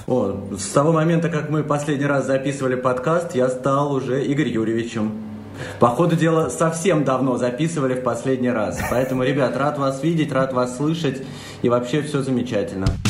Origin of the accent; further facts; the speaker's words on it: Russia; мы, ребята из России